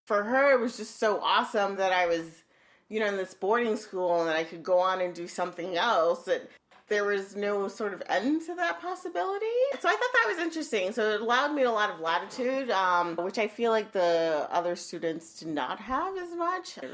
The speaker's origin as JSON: {"language": "English", "town": "Holyoke", "region": "Massachusetts", "country": "United States", "tie": "born or raised there", "also_born_or_lived": "Arecibo, Puerto Rico / New York City", "said": "I must have been around two years old, and we moved to Holyoke, Massachusetts"}